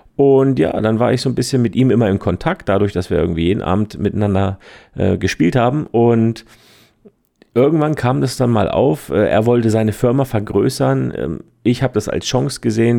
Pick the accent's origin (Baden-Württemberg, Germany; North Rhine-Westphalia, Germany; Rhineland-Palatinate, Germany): Baden-Württemberg, Germany; Heidelberg; also born or lived in Switzerland; Ich bin aus Heidelberg in der Nähe aus Schwetzingen, Fotograf und Trainer